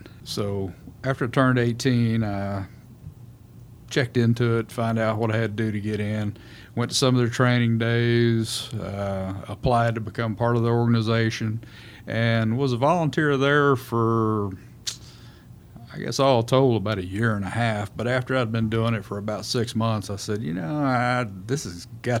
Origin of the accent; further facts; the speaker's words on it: Round Rock, Texas, United States; Round Rock.